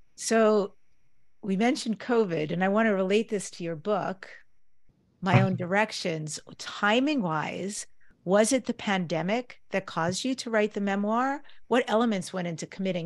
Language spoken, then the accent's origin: English; New York, United States; I grew up in New York, one of the things we did was always go into the city, New York City, to see the theater